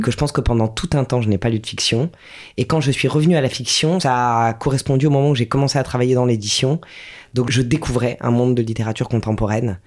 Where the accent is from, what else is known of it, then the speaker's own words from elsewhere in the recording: Strasbourg, Grand Est, France; j'ai grandi à Strasbourg